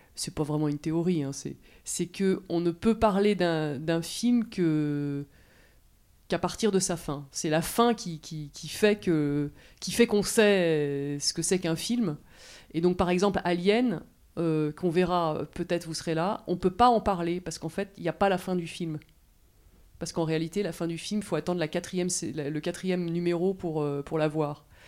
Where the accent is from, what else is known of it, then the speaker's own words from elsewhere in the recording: France; on est français